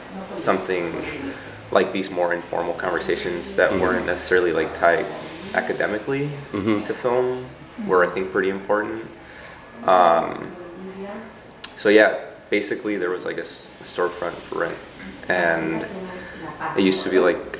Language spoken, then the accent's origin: English; Chicago, Illinois, United States; moved away as an adult; also born or lived in New York; we're from Pilsen, like originally